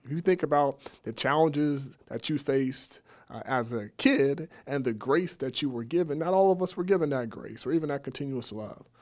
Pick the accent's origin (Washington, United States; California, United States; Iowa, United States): California, United States; Sacramento; I grew up in Sacramento, went to Valley High School in South Sac